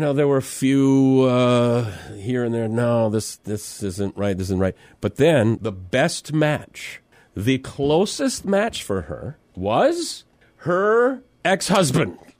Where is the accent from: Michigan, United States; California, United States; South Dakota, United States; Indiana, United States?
South Dakota, United States; Mitchell; This is Mitchell, South Dakota.